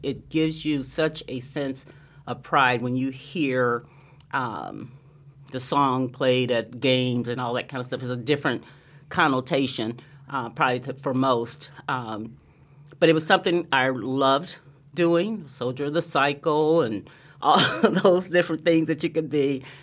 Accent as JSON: {"language": "English", "town": "Anderson", "region": "Indiana", "country": "United States", "tie": "born or raised there", "also_born_or_lived": "Lansing, Michigan", "moved": "as an adult", "said": "growing up in Anderson, Indiana, a little town in Indiana, um, about thirty miles north of Indianapolis"}